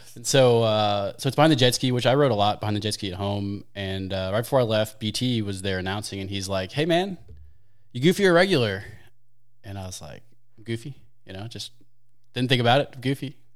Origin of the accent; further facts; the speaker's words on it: St. Louis, Missouri, United States; I'm from Saint Louis, born, raised, and kinda stuck